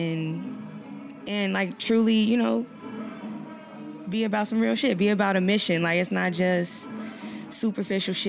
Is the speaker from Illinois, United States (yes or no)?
yes; Lynwood, Illinois, United States; I live in Lynnwood. I live in the suburbs. I grew up there.